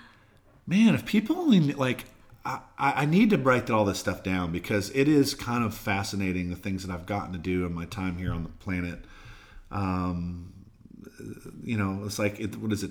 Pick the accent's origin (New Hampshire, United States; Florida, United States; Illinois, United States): Florida, United States; near Gainesville; moved away as an adult; also born or lived in Mississippi; now in Nashville, United States; I grew up near Gainesville, so I always wanted to get back to Florida